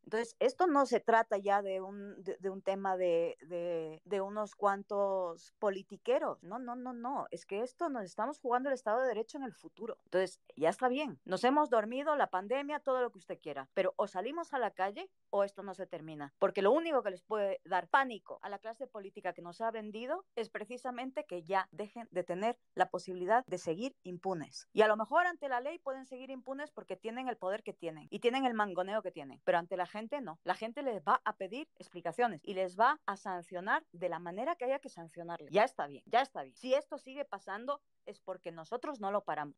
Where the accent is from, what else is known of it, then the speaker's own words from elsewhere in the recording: Ecuador; soy ecuatoriano